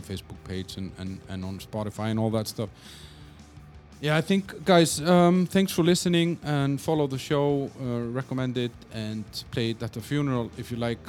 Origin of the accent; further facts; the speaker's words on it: Iceland; from Iceland